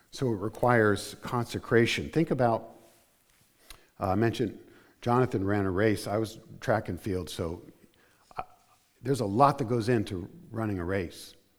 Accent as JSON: {"language": "English", "region": "New Jersey", "country": "United States", "also_born_or_lived": "Arizona", "said": "I consider myself from South Jersey"}